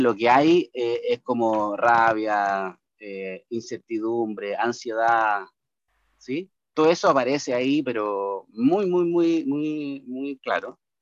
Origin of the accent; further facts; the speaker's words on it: Chile; cómo somos los chilenos en general